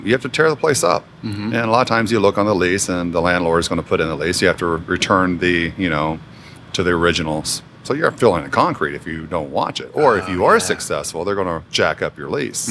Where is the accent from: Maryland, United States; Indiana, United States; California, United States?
Indiana, United States; moved away; I grew up in Indiana